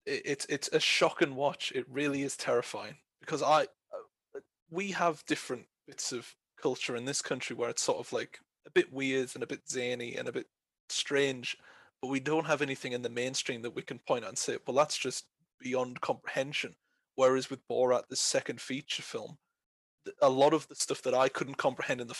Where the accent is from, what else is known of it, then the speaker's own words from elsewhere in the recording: United Kingdom; I'm from Britain